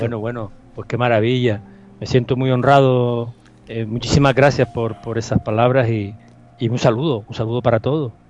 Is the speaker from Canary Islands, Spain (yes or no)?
yes; Canary Islands, Spain; nosotros aquí en, Canarias desde siempre hemos sido una, comunidad que hemos recibido a, multitud de, de, personas migrantes